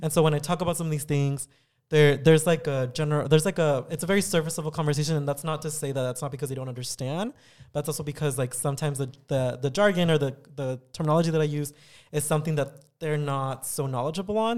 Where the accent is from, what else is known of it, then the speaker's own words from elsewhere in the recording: San Diego, California, United States; also born or lived in Tijuana, Mexico / Riverside, California; I had spent most of my childhood in San Diego, going to school in San Diego until eventually I graduated from high school